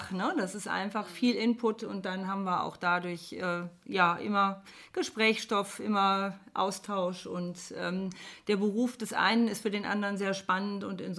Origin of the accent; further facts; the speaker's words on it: Koblenz, Rhineland-Palatinate, Germany; born there; also born or lived in Munich / Bonn; now in Rheinbach, Germany; geboren in Koblenz, äh, bin dann über München nach Bonn gekommen, habe in Bonn auch studiert